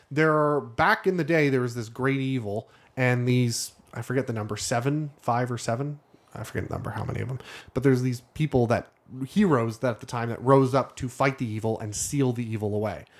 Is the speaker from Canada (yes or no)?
yes; Canada; I'm Canadian.